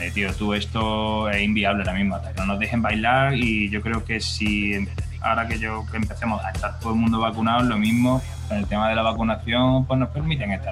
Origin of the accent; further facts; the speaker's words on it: Córdoba, Andalusia, Spain; now in Madrid, Spain; Y yo me vine de Córdoba un poco porque Córdoba es una ciudad muy bonita, se vive muy bien